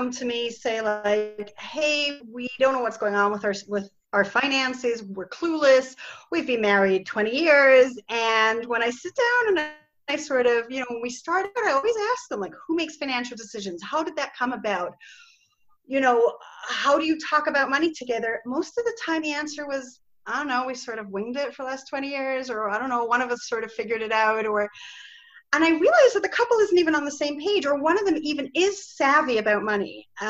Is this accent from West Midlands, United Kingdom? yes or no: no; Scotland, United Kingdom; accent: Scottish; I've sort of lost my Scottish accent. Most people think I'm American already, but I think your office manager probably sounds more Scottish than I do.